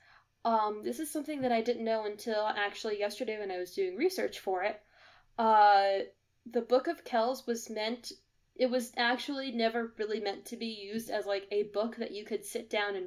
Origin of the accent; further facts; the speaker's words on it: United States; I am American.